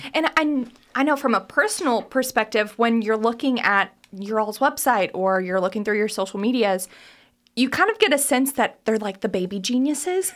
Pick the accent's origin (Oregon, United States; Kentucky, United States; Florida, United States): Kentucky, United States; also born or lived in New York City; I was born and raised in Kentucky, I moved to New York City right after college, and I finally landed in Lexington